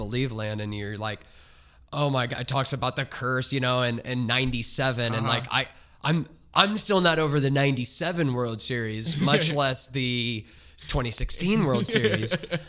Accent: Texas, United States; born there; Because, I mean, I was born in Texas, right?

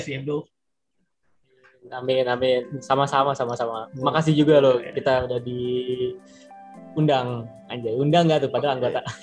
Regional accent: Jakarta, Indonesia; di patokannya dari daerah asal gue gitu di Jakarta gitu

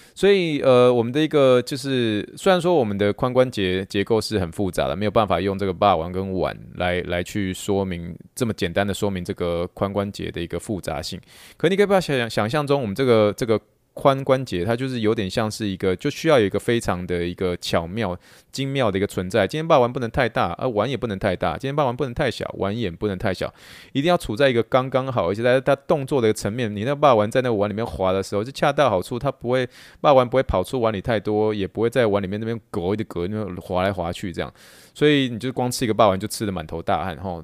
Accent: Taiwan; moved away; 台湾的美食世界第一。这是可能是我们真的从小就这样子吃吃吃吃这样子长大

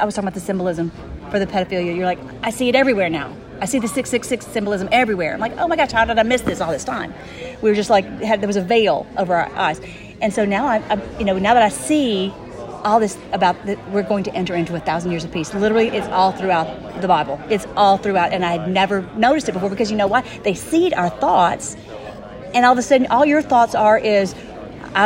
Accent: Nashville, Tennessee, United States; moved away; I'm originally from Nashville

